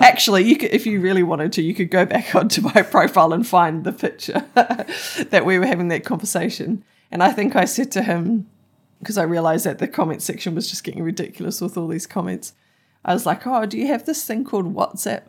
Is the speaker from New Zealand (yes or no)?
yes; New Zealand; me being a Kiwi